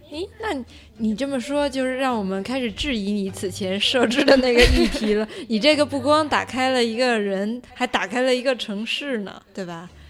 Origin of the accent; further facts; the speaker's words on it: China; 我是从大陆来的